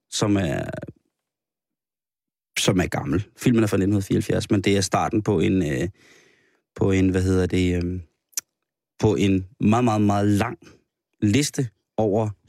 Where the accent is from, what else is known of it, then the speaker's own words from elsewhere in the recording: Spain; Undskyld. Ikke fra det Spanien, hvor jeg er fra.